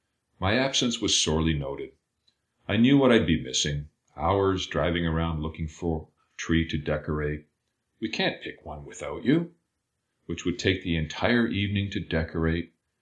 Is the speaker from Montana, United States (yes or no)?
yes; Billings, Montana, United States; moved away as an adult; now in Chicago, United States; I grew up in Billings, Montana. In the wake of my undergraduate education, I fled to Chicago, forsaking my hometown